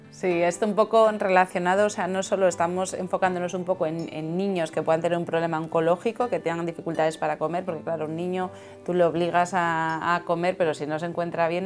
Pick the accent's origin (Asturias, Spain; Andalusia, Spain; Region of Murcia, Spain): Asturias, Spain; nosotros que somos asturianos en Asturias